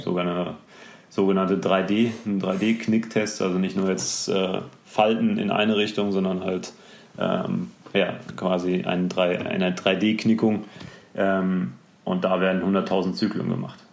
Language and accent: German; near Dortmund, North Rhine-Westphalia, Germany; ich bin in der Nähe von Dortmund geboren